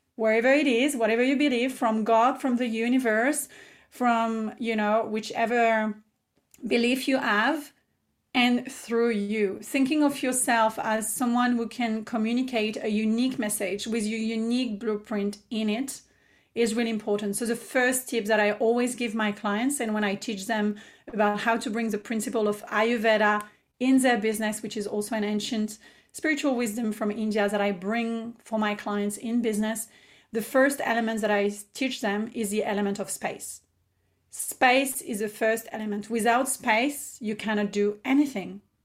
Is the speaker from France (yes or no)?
yes; France; English is a second language; moved away as an adult; also born or lived in Paris, France; now in Australia; I am born and raised in France, as I've shared, and I moved to Australia about eight years ago